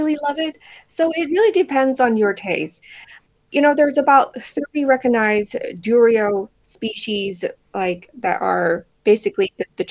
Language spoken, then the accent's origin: English; Thailand; I am a Thai person. I was born in Thailand.